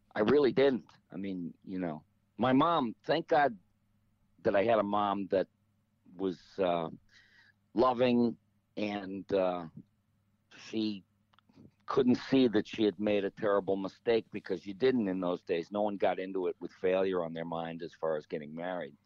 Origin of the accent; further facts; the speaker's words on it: Detroit, Michigan, United States; growing up in Detroit